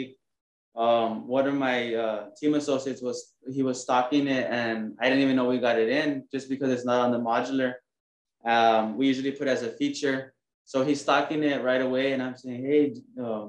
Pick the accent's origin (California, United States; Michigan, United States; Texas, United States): Texas, United States; San Juan; now in Corpus Christi, United States; I'm originally from the Rio Grande Valley, San Juan